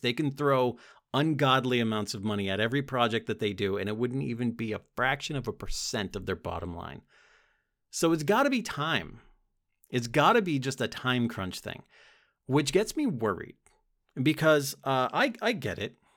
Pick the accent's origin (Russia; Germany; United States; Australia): United States; As an American